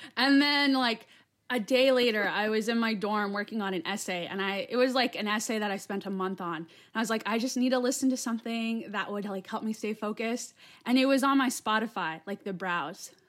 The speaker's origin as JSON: {"language": "English", "town": "Yuma", "region": "Arizona", "country": "United States", "tie": "born or raised there", "also_born_or_lived": "Flagstaff, Arizona", "said": "I'm in Yuma. So, that's, like, on the southern part of Arizona, like, right in between, uh, Mexico and California. And that's where I'm from. So that's my hometown."}